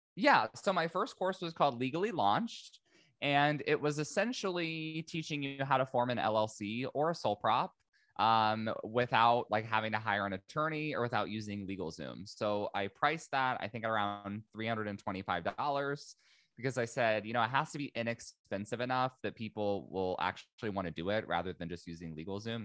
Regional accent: Indiana, United States; moved away as an adult; also born or lived in San Diego, California; I'm originally from Indiana, uh, moved to San Diego, California

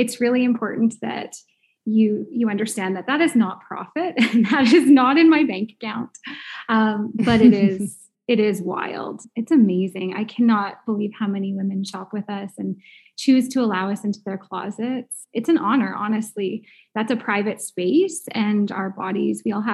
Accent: St. Albert, Alberta, Canada; I'm from St. Albert, Alberta

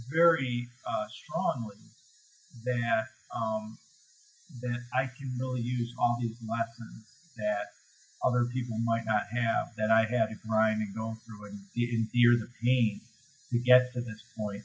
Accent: Chicago, Illinois, United States; I'm from Chicago

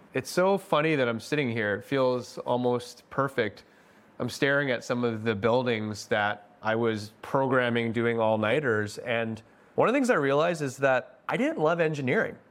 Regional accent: Delta, British Columbia, Canada; I grew up in North Delta in a, just a more white neighborhood

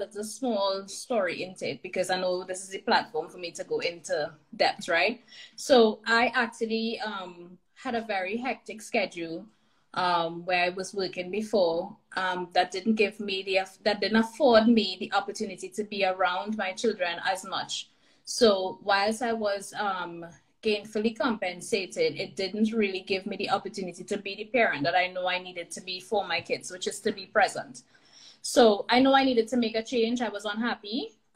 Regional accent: Trinidad & Tobago; moved away as an adult; now in Alberta, Canada; Recently left Trinidad, my hometown, born and raised, and made the big move to here in Alberta, Canada

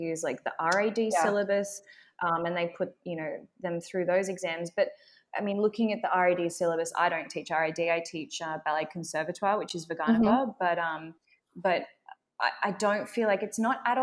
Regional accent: Australia; accent: Australian; my Australian accent

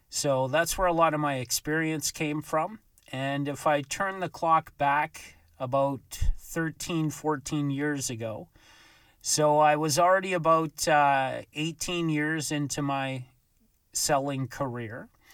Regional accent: Vancouver, British Columbia, Canada; my experience growing up in Vancouver

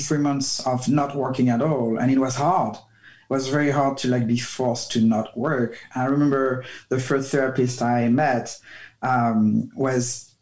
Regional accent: France; moved away; I grew up in France

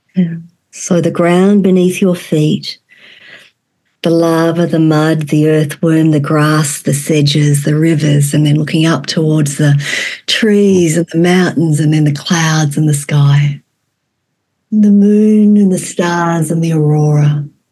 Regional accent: Australia; moved away as an adult; also born or lived in Vietnam; now in Fairbanks, United States; And I was born in Vietnam and raised in Australia. I'm a former child refugee.

